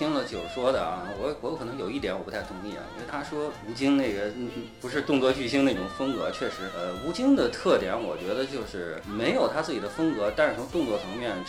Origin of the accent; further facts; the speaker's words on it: China; 我中国人也敢